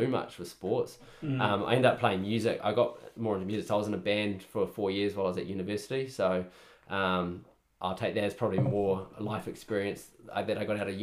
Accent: Palmerston North, Manawatū-Whanganui, New Zealand; also born or lived in Auckland; growing up in Palmer

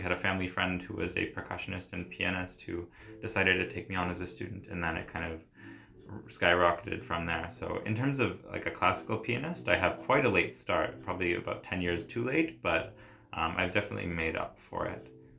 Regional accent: Nova Scotia, Canada; I'm from the East Coast, Nova Scotia, so lots of fiddling and like Celtic music.

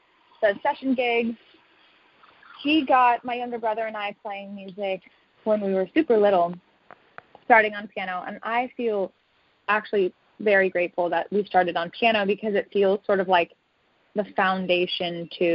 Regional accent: Los Angeles, California, United States; I grew up in Pacific Palisades, which is a little suburb outside of L.A.

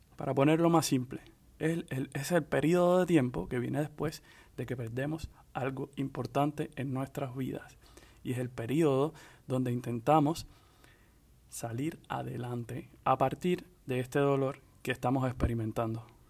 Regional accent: Cuba; moved away; also born or lived in Dominican Republic; soy hombre cubano y psiquiatra

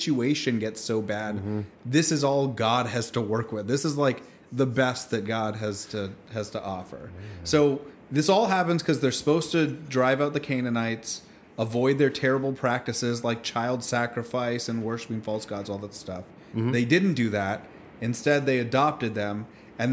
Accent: Canada; I'm Canadian. Very proudly so

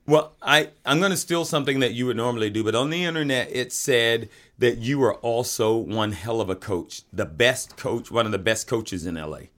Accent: the South, United States; moved away; when I grew up in the South

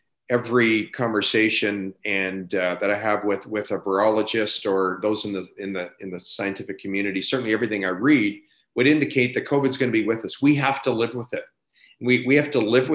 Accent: Beaverlodge, Alberta, Canada; my hometown of Beaver Lodge

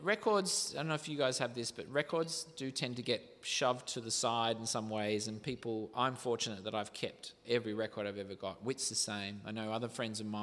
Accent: Riverina, southern New South Wales, Australia; where I grew up in the Riverina, southern New South Wales, near the border of Victoria

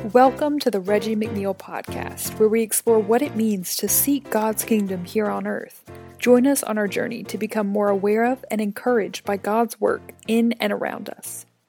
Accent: Midwest, United States; moved away as an adult; now in California, United States; I come from the Midwest, grew up there, moved out to California when I decided to go to graduate school

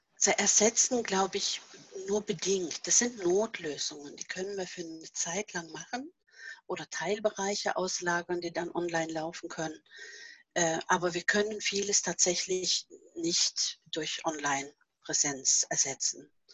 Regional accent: Norway; German is a second language; moved away as an adult; now in Germany; dass nicht Norwegen immer noch meine Heimat ist

